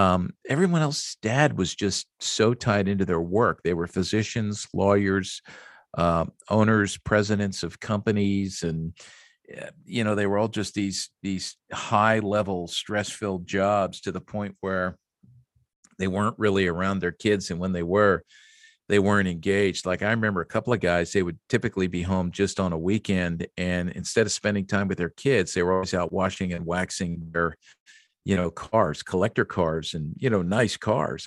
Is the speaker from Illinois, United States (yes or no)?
no; Jenkintown, Pennsylvania, United States; also born or lived in Upper Dublin, Pennsylvania; growing up in Philadelphia, just a rabid fan, especially the Phillies.